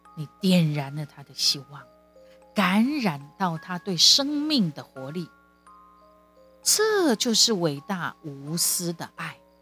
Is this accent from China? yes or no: no; Kaohsiung, Taiwan; 我们后来搬离开三明区。之前我们是住在三明区九如二路，他是我成长的地方